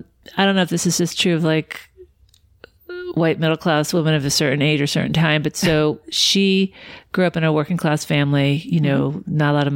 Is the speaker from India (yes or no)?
no; Suffern, New York, United States; I was born in Suffern, New York, which is a suburb maybe about 30 minutes from New York City. Mm-hmm. And yeah, born and raised there.